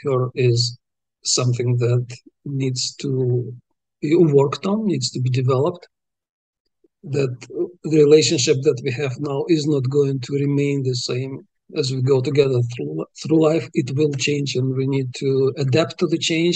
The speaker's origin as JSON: {"language": "English", "country": "Uzbekistan", "tie": "born or raised there", "first_language": "Russian", "second_language": "English", "moved": "as an adult", "said": "when I was growing up in Uzbekistan"}